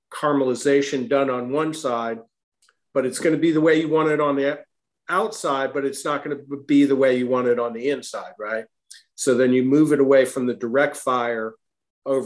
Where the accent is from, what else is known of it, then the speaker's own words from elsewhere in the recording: Virginia, United States; also born or lived in Boston, Massachusetts; now in Westport, United States; where I grew up in Virginia